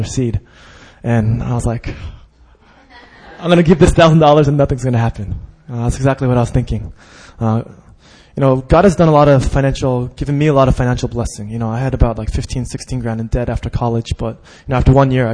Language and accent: English; Westchester, New York, United States; I grew up in Westchester, which is an all-Jewish neighborhood